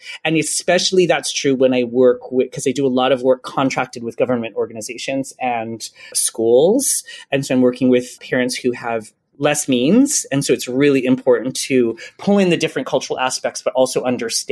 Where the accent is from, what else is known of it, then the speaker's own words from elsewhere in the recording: Hawaii, United States; I grew up in Hawaii and I love being from Hawaii